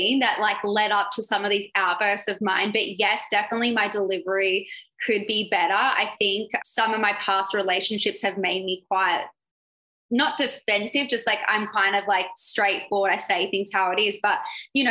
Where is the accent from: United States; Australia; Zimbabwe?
Australia; I'm from Australia.